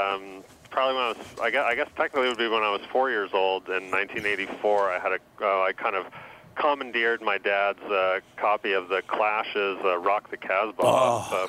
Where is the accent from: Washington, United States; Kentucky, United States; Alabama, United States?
Washington, United States; Seattle; I grew up in Seattle. And I was 11 years old when … came out